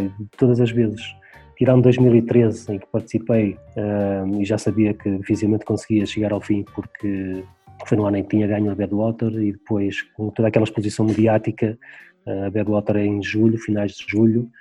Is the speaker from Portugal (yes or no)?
yes; Portugal; aqui na, na freguesia onde nasci, onde continuo a viver.